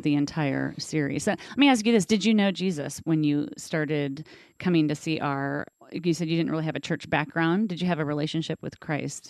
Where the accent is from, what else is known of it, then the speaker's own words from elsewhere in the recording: Covington, United States; also born or lived in Danville / Catlin, Illinois; my family moved to Covington. I lived on 3rd Street in Covington, grew up